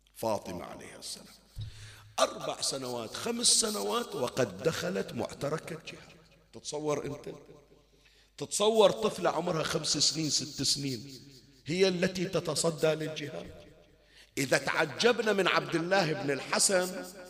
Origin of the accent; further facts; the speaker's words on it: Bahrain; كان عندنا بالبحرين